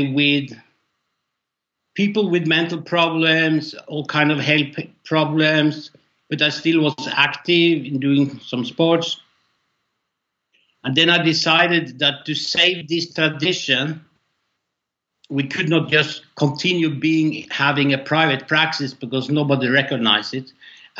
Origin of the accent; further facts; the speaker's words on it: Norway; I'm from Norway